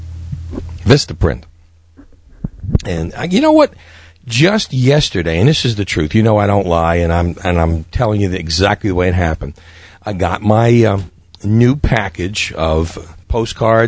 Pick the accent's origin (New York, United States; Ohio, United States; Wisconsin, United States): New York, United States; New York City; me growing up in Brooklyn